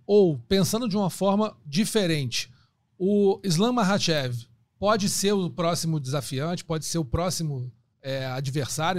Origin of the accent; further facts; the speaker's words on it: Brazil; eu sou brasileiro